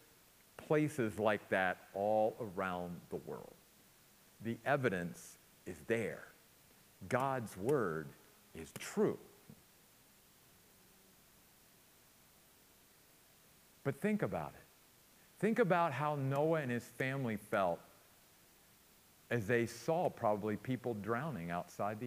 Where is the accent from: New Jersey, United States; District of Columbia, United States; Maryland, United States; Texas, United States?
Maryland, United States; Western; growing up in my little hometown in Western Maryland, up in the mountains of Western Maryland